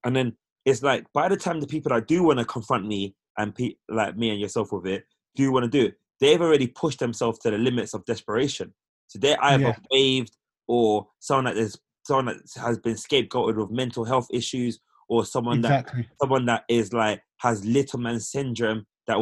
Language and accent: English; United Kingdom; for us as Black British people